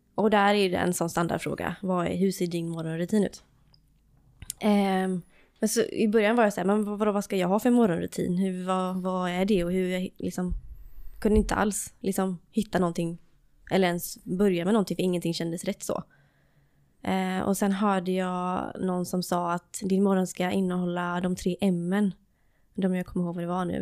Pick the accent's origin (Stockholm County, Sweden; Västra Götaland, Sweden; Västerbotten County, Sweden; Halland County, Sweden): Halland County, Sweden; Varberg; i Varberg. Och det är där jag är ifrån också